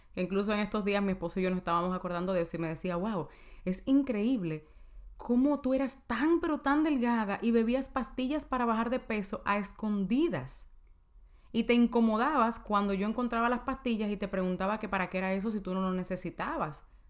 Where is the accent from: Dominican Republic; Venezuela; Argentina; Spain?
Dominican Republic; En mi país, en República Dominicana